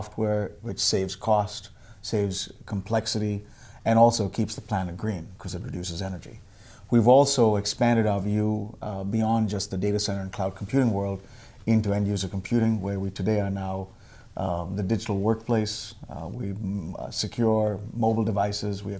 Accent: Bangalore, Karnataka, India; moved away as an adult; now in United States; I grew up in Bangalore, India

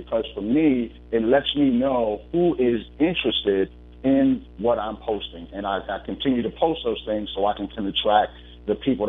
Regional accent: Bronx, New York, United States; now in Richmond, United States; I'm calling in from Richmond, Virginia, or as my mentor says, Richmond, Virginia. I am a native of Bronx, New York.

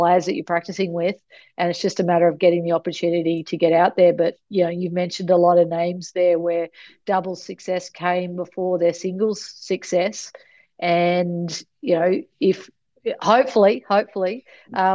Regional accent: outside Mackay, Queensland, Australia; I grew up an hour outside of Mackay on, as you said, sugarcane farm

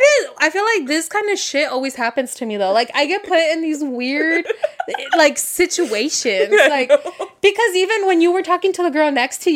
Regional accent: Las Vegas, Nevada, United States; we're from Vegas.

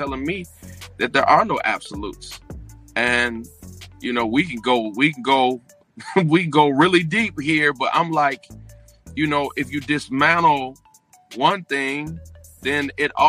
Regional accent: St. Petersburg, Florida, United States; I was raised in St. Petersburg, Florida.

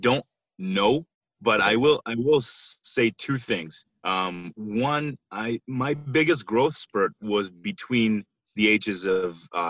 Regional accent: Israel; moved away as an adult; I'm originally from Israel, and that's where I was born and raised.

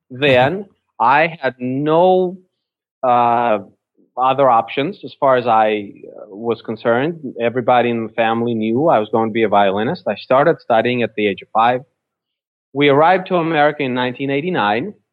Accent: Russia; now in United States; I was born I was born in Russia when it was still Soviet Union.

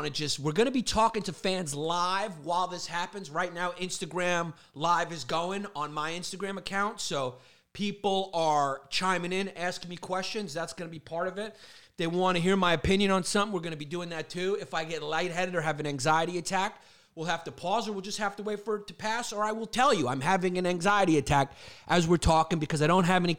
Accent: Brooklyn, New York, United States; I grew up in Brooklyn

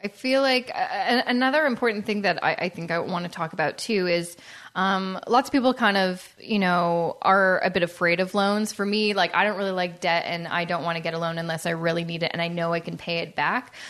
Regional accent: Canada; being a Canadian

